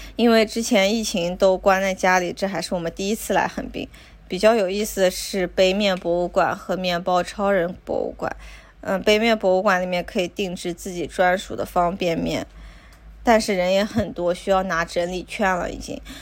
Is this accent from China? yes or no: yes; China; also born or lived in Tokyo, Japan; now in Japan; 我们中国人